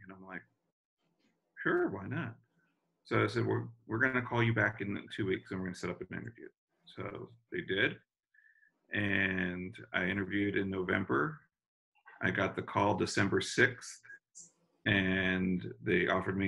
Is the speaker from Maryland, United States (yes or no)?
no; West Covina, California, United States; moved away as an adult; also born or lived in Pasadena / Hawaii; now in Santa Barbara, United States; I'm from Los Angeles, born and raised. I grew up in San Gabriel Valley. So I graduated West Covina High School.